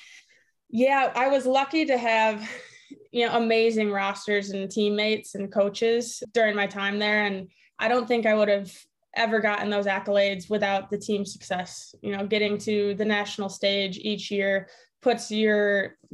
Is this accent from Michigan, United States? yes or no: yes; Grand Rapids, Michigan, United States; I grew up in Grand Rapids, born and raised